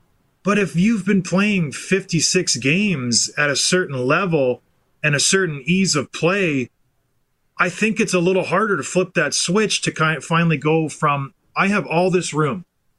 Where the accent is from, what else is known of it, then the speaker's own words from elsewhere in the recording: St. Catharines, Ontario, Canada; Yeah, I moved there when I was five, so I was raised in St. Catharines.